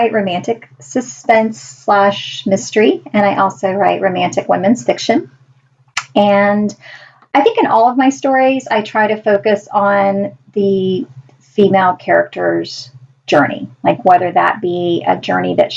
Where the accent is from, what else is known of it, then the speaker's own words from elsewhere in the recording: Deep South, United States; I grew up in the Deep South